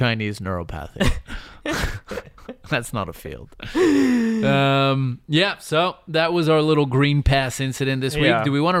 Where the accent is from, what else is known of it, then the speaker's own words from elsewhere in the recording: Northern Ireland, United Kingdom; Yes, I don't live there, but I grew up in Northern Ireland, so we know something about armed conflict.